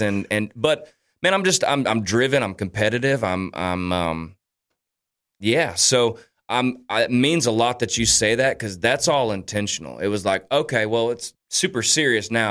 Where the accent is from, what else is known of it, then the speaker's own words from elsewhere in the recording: Daytona Beach, Florida, United States; my hometown of Daytona